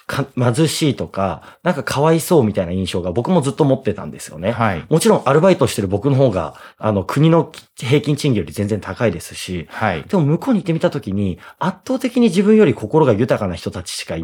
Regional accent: Funabashi, Chiba, Japan; moved away as an adult; now in Fukuoka, Japan; 千葉の船橋で生まれも育ちもずっと過ごしてて、本当に社会人1年目のタイミングで福岡に引っ越したっていう形ですね。

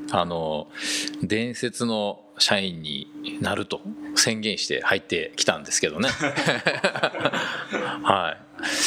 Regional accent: Osaka, Japan; moved away as an adult; also born or lived in United States; 僕大阪生まれで、はい、え高校卒業するまでかなと。はい、18歳までですね

